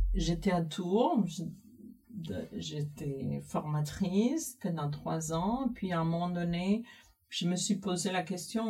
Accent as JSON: {"language": "French", "country": "Cuba", "tie": "born or raised there", "moved": "as an adult", "lives_now": "France", "said": "j'ai grandi à Cuba, j'ai fait euh, tous toutes mes études à Cuba"}